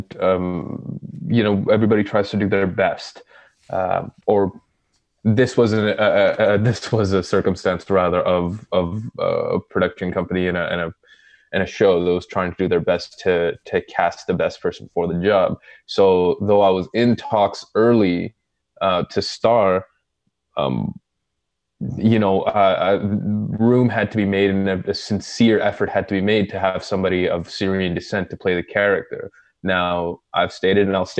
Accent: Saudi Arabia; moved away; I grew up in Saudi

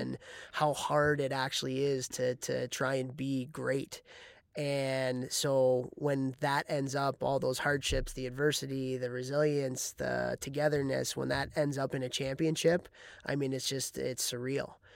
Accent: Chicago, Illinois, United States; moved away as an adult; now in Ithaca, United States; I'm from Chicago

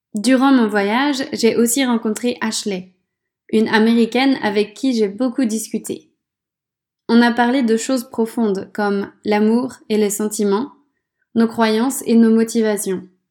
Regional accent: France; Quand je suis chez moi, en France

